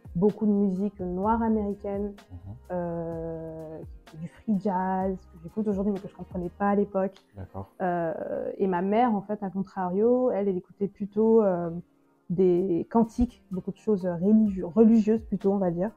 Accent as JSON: {"language": "French", "town": "Douala", "region": "Littoral", "country": "Cameroon", "tie": "born or raised there", "also_born_or_lived": "Paris", "moved": "yes", "said": "je suis née à Paris, mais j'ai grandi à Douala, au Cameroun"}